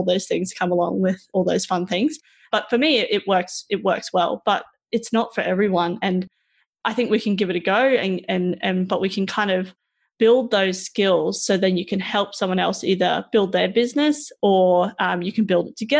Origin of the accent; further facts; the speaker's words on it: Roma, Queensland, Australia; I grew up in Roma